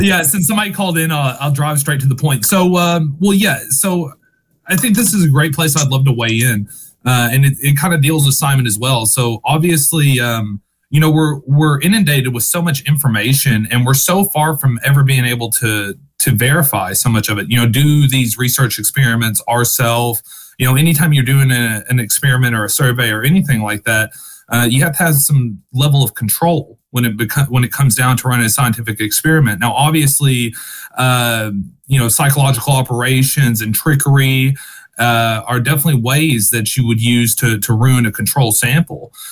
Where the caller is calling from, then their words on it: Western Kentucky, United States; I'm calling from Kentucky, Western Kentucky